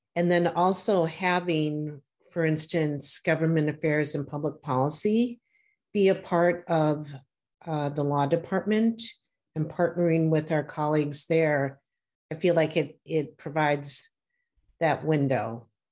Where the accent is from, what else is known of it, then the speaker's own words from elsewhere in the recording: Wisconsin, United States; my home state of Wisconsin